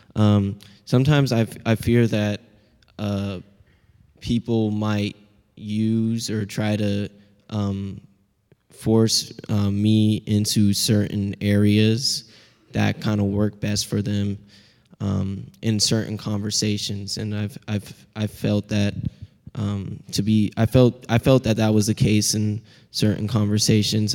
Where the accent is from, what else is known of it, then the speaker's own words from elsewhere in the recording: Seattle, Washington, United States; accent: Pacific Northwestern; I'm a second year from Seattle, Washington, history major